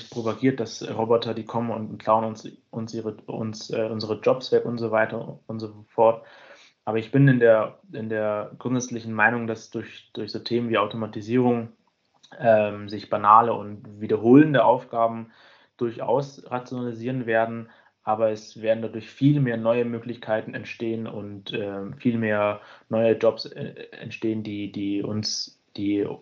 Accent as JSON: {"language": "German", "town": "Munich", "region": "Bavaria", "country": "Germany"}